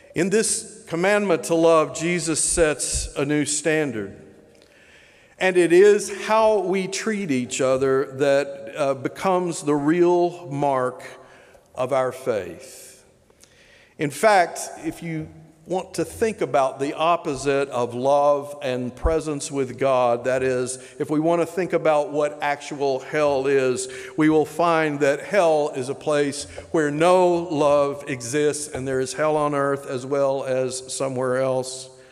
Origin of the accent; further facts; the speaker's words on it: Tyler, Texas, United States; moved away as an adult; also born or lived in Oklahoma / Clemson, South Carolina / Tampa, Florida / Loudoun County, Virginia; now in Richmond, United States; I was raised in Texas, school in Oklahoma and Texas, moved East Coast in 1985.